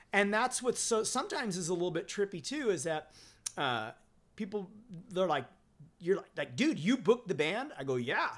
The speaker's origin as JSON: {"language": "English", "region": "Southern California", "country": "United States", "tie": "born or raised there", "also_born_or_lived": "Forest Hills, Queens, New York", "said": "growing up in Southern California and growing up in punk rock in Southern California"}